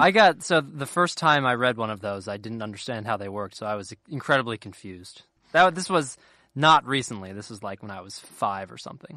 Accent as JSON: {"language": "English", "area": "a town a little north of Cincinnati", "region": "Ohio", "country": "United States", "tie": "born or raised there", "moved": "yes", "said": "I'm not technically from Cincinnati. I'm from a, little, a town a little north of it"}